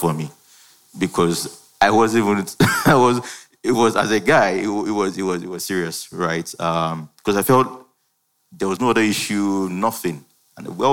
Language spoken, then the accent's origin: English; Ibadan, Oyo, Nigeria; I schooled in Ibadan. I grew up in Ibadan.